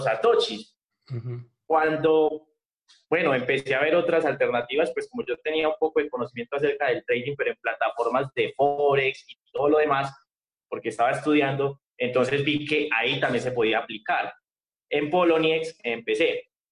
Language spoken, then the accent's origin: Spanish; Medellín, Antioquia, Colombia; yo soy de Medellín, Colombia.